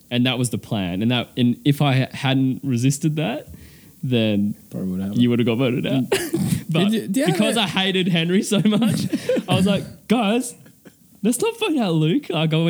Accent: Newman, Western Australia, Australia; I was born in Newman.

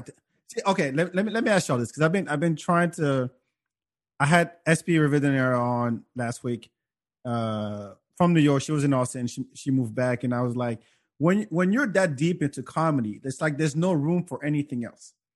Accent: France; now in United States; growing up in France

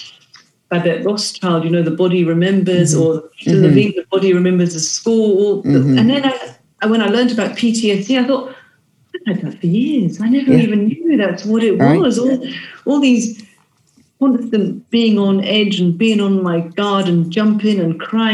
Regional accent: United Kingdom; we're British

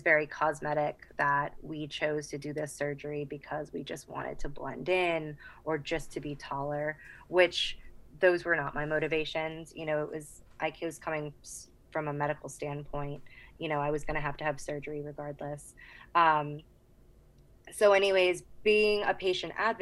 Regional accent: Boston, Massachusetts, United States; moved away as an adult; also born or lived in Charleston, South Carolina; I'm originally from Boston, Massachusetts, just south of Boston

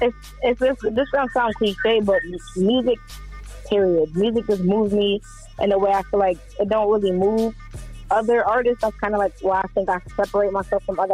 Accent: Syracuse, New York, United States; I'm from Syracuse, New York. You know, that's 315 upstate New York

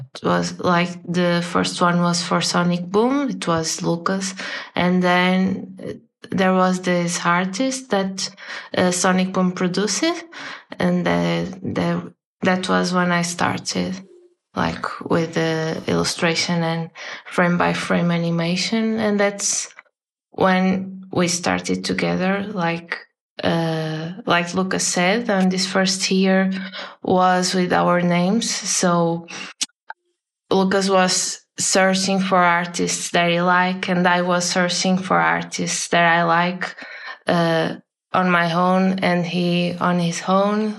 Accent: a city near Porto, Norte, Portugal; English is a second language; I'm from a city near nearby Porto, and then I came to Porto to study, and now I'm living here.

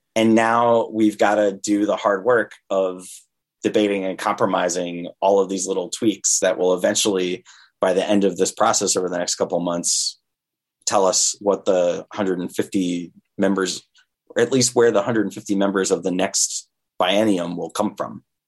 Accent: Vermont, United States; I grew up in Vermont

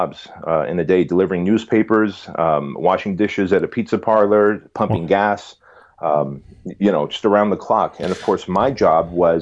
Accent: California, United States; English is a second language; also born or lived in Armenia; being here in California

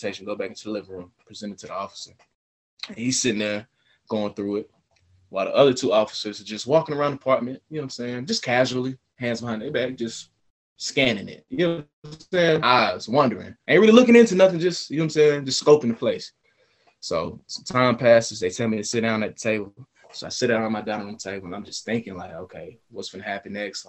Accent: Atlanta, Georgia, United States; also born or lived in Beijing, China; I'm from Atlanta

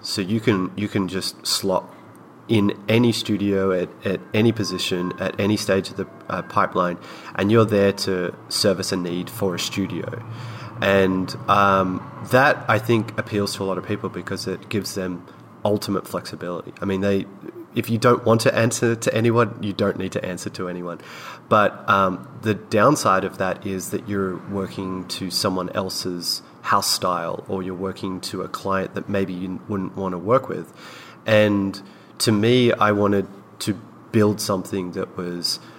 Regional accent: Australia; now in Los Angeles, United States; we're both Australian, we're both living in America and Los Angeles

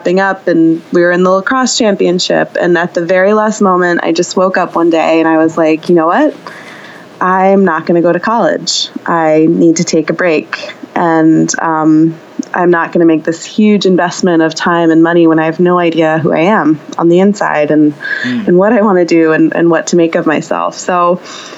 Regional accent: New Jersey, United States; I grew up in New Jersey, in the suburbs.

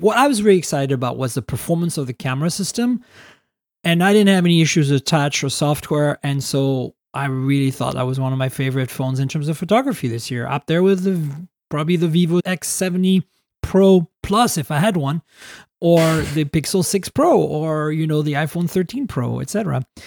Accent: Canada; I'm Canadian

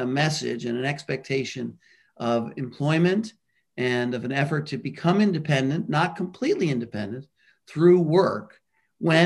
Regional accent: New York City, New York, United States; I grew up in Brooklyn, New York

